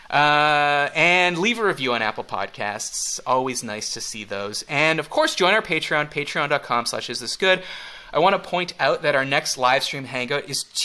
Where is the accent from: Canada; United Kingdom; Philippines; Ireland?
Canada; I'm Canadian. I'm fine in short sleeves.